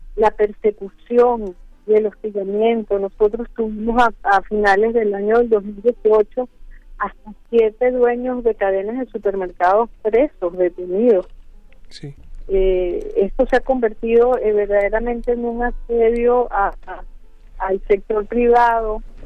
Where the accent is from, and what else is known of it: Venezuela